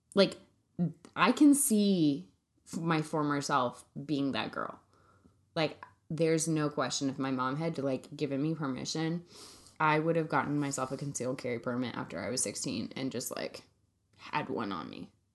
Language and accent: English; Central California, United States; I grew up in Central California around guns